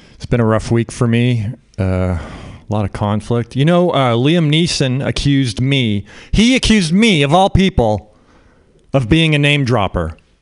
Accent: Canada; now in United States; I'm uh, Canadian. I grew up in Canada

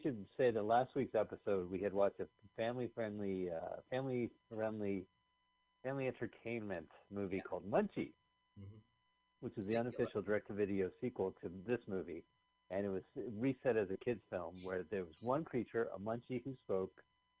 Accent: New Jersey, United States; also born or lived in California; I'm from New Jersey and California.

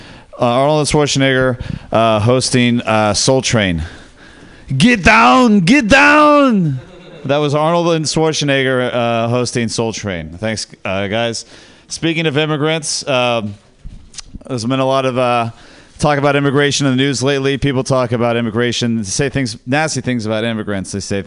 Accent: Ireland; And I was like, whoa, that is, as an Irish person, I was like, that is such cultural appropriation of my, that's our thing. My culture is not a costume, okay?

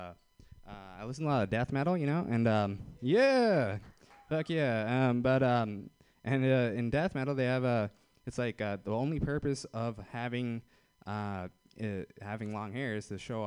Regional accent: Fremont, California, United States; I'm from Fremont

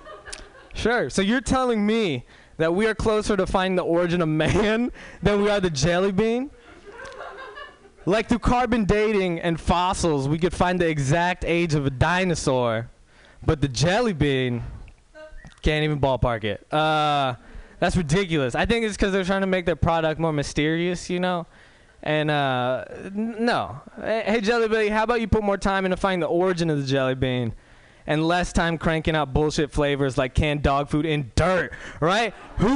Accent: Walnut Creek, California, United States; I'm pretty much a white dude from Walnut Creek

